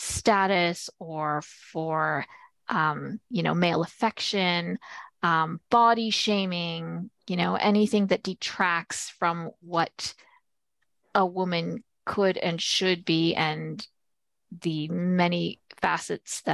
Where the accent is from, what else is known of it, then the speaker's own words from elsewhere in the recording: Manitoba, Canada; I hail from Manitoba. I'm a proud little prairie flower